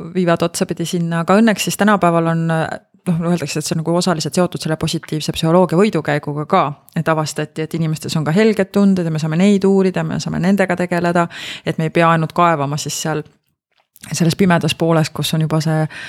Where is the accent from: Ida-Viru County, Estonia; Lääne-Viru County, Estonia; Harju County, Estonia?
Lääne-Viru County, Estonia; Rakvere; ma kasvasin Rakveres